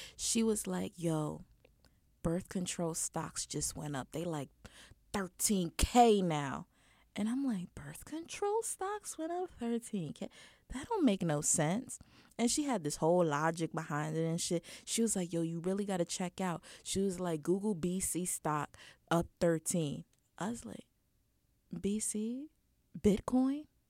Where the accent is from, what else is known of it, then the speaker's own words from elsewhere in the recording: United States; accent: American; being American in a different country